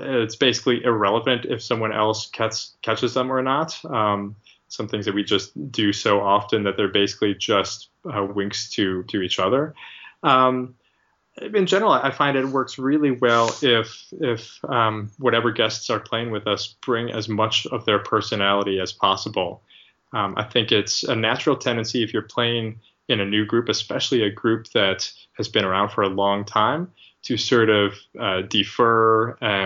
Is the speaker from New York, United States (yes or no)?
yes; Rochester, New York, United States; moved away; We're all from the Rochester area originally